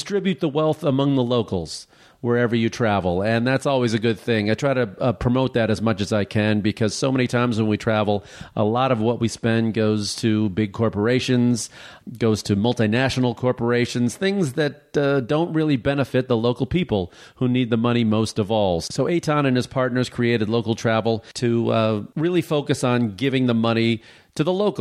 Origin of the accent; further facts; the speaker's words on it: outside of Chicago, Illinois, United States; I grew up outside of Chicago